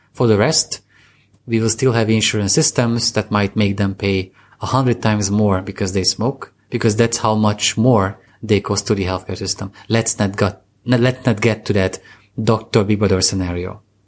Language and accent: English; Eastern Hungary, Hungary; I come from Hungary, uh, I'm come fr, I come from the eastern part of, the Bronx of Hungary, that's how I call it